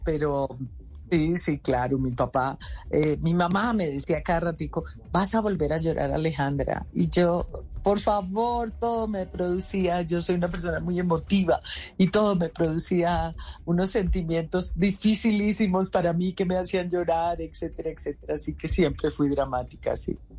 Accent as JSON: {"language": "Spanish", "country": "Colombia", "said": "yo me tengo que volver a mi tierra, yo tengo que trabajar por mi Colombia"}